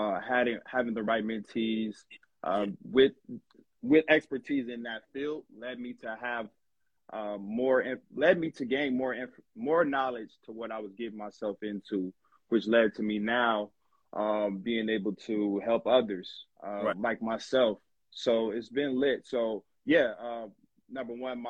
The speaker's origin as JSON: {"language": "English", "town": "Long Beach", "region": "California", "country": "United States", "said": "I'm from Long Beach, California"}